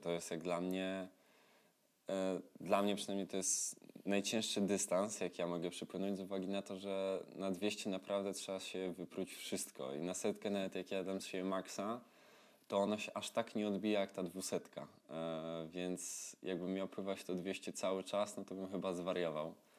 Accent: Tarnów, Lesser Poland, Poland; tam u mnie w Tarnowie

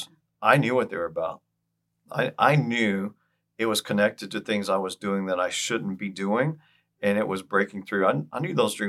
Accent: near Galveston, Texas, United States; I grew up down near Galveston, Texas

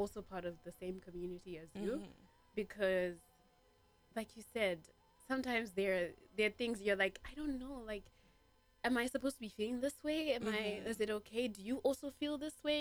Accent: Zimbabwe; I'm from Zimbabwe

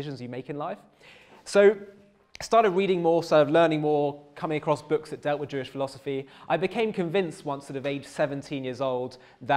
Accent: London, United Kingdom; I grew up in North London

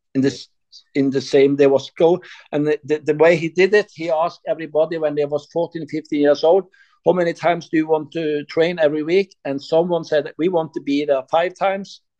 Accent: Sandnes, Rogaland, Norway; English is a second language; also born or lived in Klepp; I born here and I live all my life almost in Sandnes.

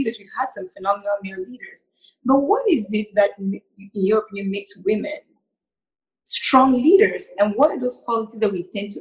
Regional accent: Cameroon; moved away; growing up in Cameroon

